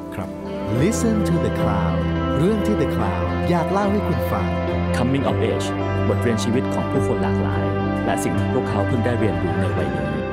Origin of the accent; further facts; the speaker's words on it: Bangkok, Thailand; ผมโตมาที่บางกะปิ